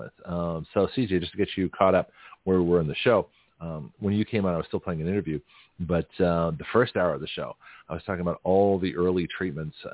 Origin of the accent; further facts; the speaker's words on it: Lexington, United States; now in Milton, Florida, United States; where I grew up in Lexington